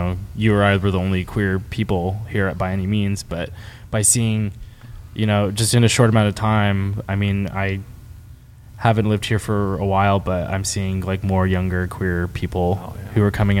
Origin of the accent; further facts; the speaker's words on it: Sonoma County, California, United States; moved away; I am from Sonoma County